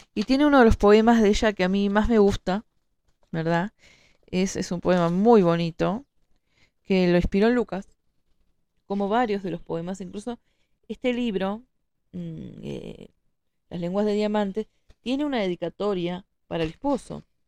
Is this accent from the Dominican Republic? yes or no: no; Montevideo, Uruguay; yo soy de Montevideo